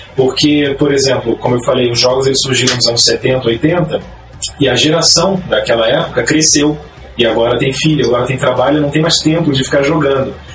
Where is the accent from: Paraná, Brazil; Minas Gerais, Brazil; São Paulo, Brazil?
Paraná, Brazil; Curitiba; Sou daqui de Curitiba